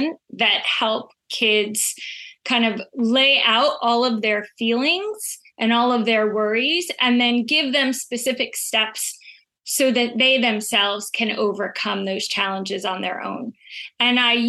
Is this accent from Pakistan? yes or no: no; Israel; now in Connecticut, United States; I'm originally from Israel.